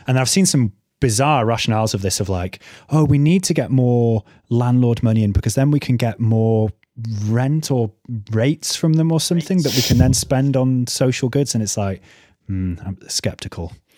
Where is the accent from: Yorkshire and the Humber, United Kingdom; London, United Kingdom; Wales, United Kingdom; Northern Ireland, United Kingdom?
Wales, United Kingdom; North; where I grew up in North Wales